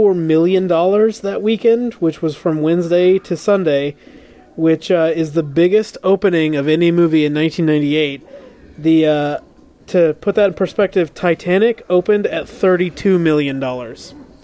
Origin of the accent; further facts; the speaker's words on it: St. Louis, Missouri, United States; Trend Masters from St. Louis represent. That's me representing my hometown